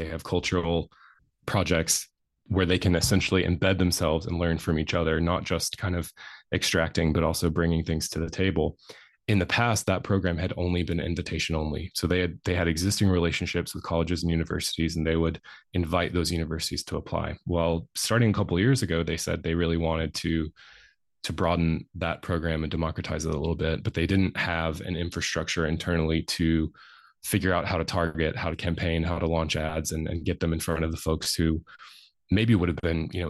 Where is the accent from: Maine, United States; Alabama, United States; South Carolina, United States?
Alabama, United States; accent: rural North Alabama country; I had a really, really strong rural North Alabama country accent. And North Alabama, so where I grew up is in the Tennessee Valley, but my family culturally are very Appalachian.